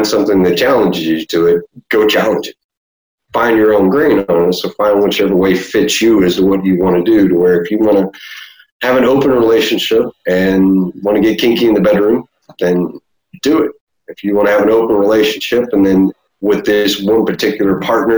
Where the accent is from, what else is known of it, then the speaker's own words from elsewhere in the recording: Deep South Texas, United States; born and raised in Deep South Texas